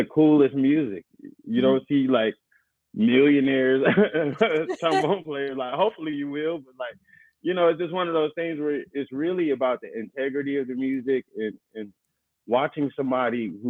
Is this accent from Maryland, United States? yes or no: no; Inglewood, California, United States; I grew up in Inglewood